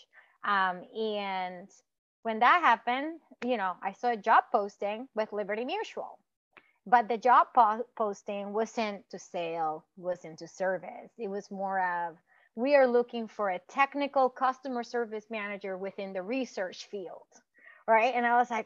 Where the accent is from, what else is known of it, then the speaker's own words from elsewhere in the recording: Puerto Rico; moved away; I grew up in Puerto Rico